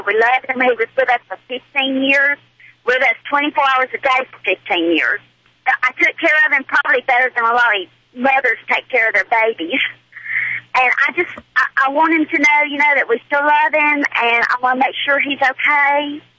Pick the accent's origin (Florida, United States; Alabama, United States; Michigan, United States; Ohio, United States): Alabama, United States; accent: Southern; I am from the South. We're from Alabama.